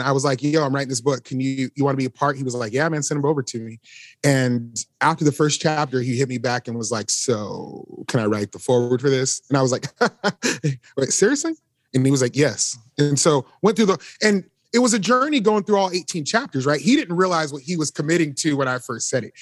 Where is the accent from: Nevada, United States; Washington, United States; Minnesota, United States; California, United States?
Nevada, United States; Las Vegas; now in Nashville, United States; We both grew up in Las Vegas